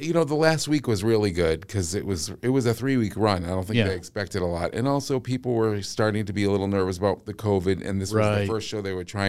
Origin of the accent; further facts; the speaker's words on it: Massachusetts, United States; accent: Massachusetts; Oh, did my Massachusetts accent come out?